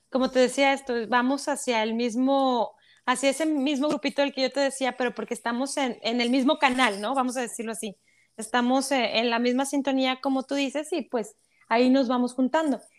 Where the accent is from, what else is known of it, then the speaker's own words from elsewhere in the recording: Monterrey, Nuevo León, Mexico; moved away as an adult; como decimos los regios, allá en mi ciudad